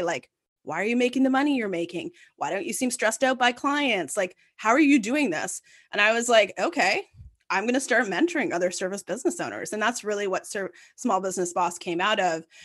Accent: Ottawa, Ontario, Canada; I'm born and bred in Ottawa, and, um, you know, I grew up very downtown

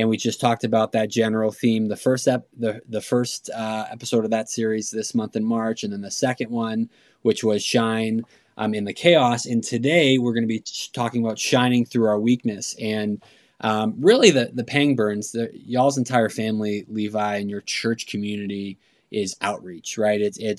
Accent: Boston, Massachusetts, United States; also born or lived in Phoenix; I'm originally from Boston and Phoenix

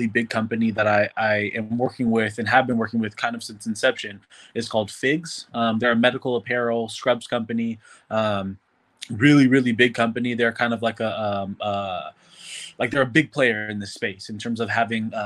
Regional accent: San Francisco, California, United States; also born or lived in Oakland; now in Los Angeles, United States; I'm originally from the San Francisco Bay Area, born and raised in San Francisco. Then I moved to the East Bay, went to high school in Oakland

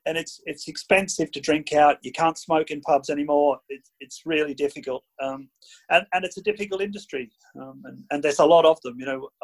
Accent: Robinvale, Victoria, Australia; moved away as an adult; also born or lived in Ballarat; now in United Kingdom; So I was born in Romville in 63. My family were, like yours are, fruit blockies. I left Romville in 1991.

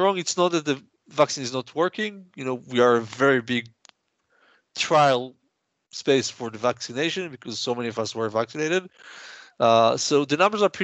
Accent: Israel; I'm from Israel.

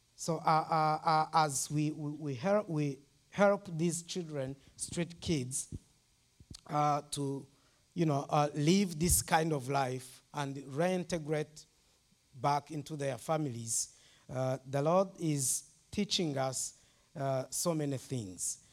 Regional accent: Rwanda; I'm from Rwanda

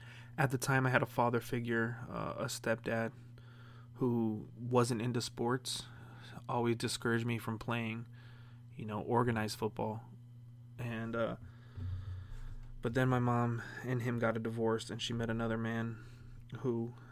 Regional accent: Las Vegas, Nevada, United States; I grew up basically on Sunrise Mountain on the east side of Las Vegas.

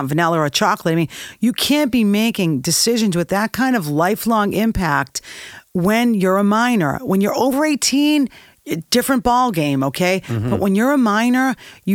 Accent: Boston, Massachusetts, United States; I grew up in Boston.

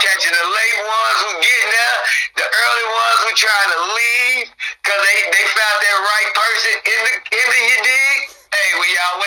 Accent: Mound City, Illinois, United States; moved away as an adult; also born or lived in El Paso, Texas / Champaign, Illinois; I was born in Texas, but I was raised in Mound City, Illinois.

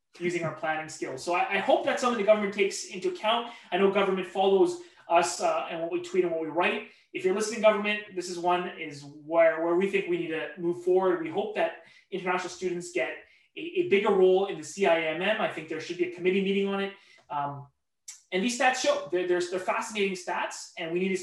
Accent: Vancouver, British Columbia, Canada; also born or lived in Victoria, British Columbia / Burnaby; I was born in Victoria, left at the age of 2, and Vancouver is, you know, by all definitions, probably what I would consider my hometown.

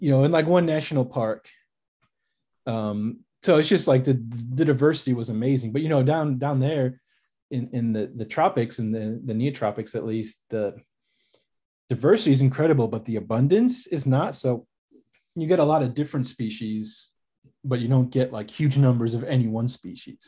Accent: Chicago, Illinois, United States; now in Texas, United States; I grew up in Chicago, in the suburbs of Chicago, about an hour north, kinda closer to the Wisconsin border

